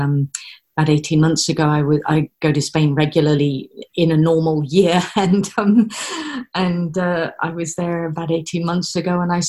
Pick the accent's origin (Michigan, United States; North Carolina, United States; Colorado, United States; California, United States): California, United States; moved away as an adult; also born or lived in Saint John, New Brunswick, Canada / Texas; now in United Kingdom; my parents were American. I happened to be born in Canada. I spent the bulk of my early childhood in California, growing up in and around the Bay Area. So San Francisco, Arinda, Walnut Creek, all of these places, very near the coast, you know, very near the Pacific.